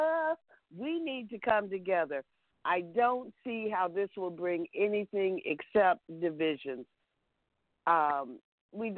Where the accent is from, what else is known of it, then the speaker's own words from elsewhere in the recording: Los Angeles, California, United States; I do happen to be Black American, born and raised in Los Angeles, California